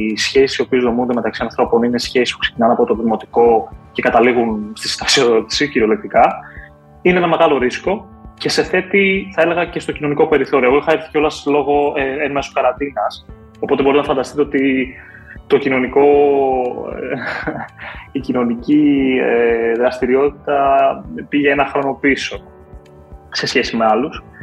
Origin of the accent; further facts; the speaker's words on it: Greece; moved away as an adult; θα έλεγα ότι και ένα από του λόγου που έφυγα από την Ελλάδα ήταν ότι δεν ήθελα σε καμία περίπτωση να πέσω στην ανάγκη του δημοσίου κατά κάποιο τρόπο.